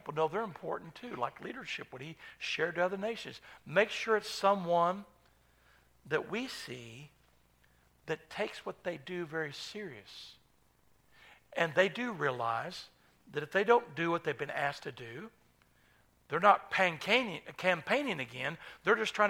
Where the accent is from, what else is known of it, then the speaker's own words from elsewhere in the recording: United States; as an American citizen